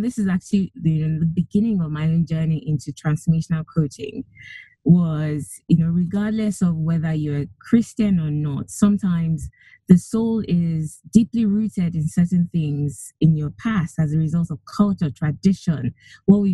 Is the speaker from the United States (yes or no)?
no; Nigeria; moved away; I come originally from Nigeria. I grew up mostly in Nigeria, went to school, went to university there.